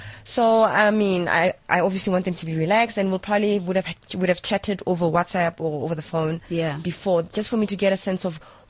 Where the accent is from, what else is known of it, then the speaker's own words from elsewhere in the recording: Mamelodi, Gauteng, South Africa; I'm originally from Mamelodi